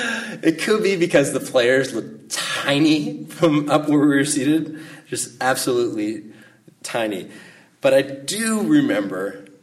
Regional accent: Salinas, California, United States; was growing up in Salinas

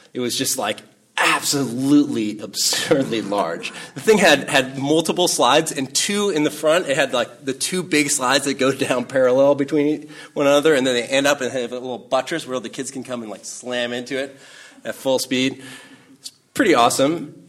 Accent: Salinas, California, United States; I grew up up in Salinas

